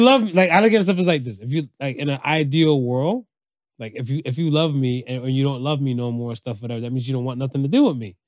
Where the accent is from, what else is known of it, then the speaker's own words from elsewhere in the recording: United States; I grew up in America